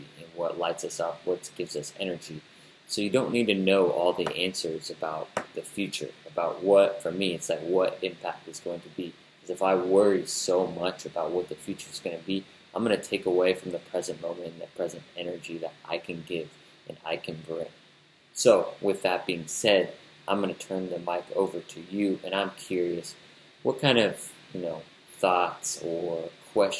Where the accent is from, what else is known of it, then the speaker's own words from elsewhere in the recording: United States; us Americans